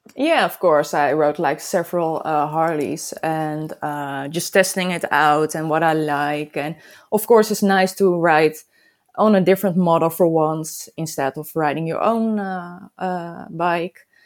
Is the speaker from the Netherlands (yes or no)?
yes; Netherlands; I'm from the Netherlands, of course. I live close to Amsterdam